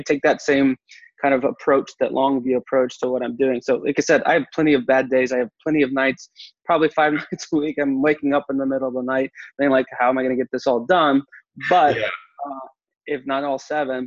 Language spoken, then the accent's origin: English; Texas, United States; I'm from Texas